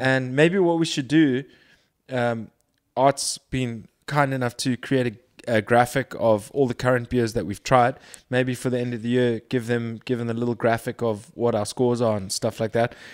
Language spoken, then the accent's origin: English; Durban, KwaZulu-Natal, South Africa; moved away; also born or lived in Cape Town; I was born in Durban. I grew up for the most part in Durban.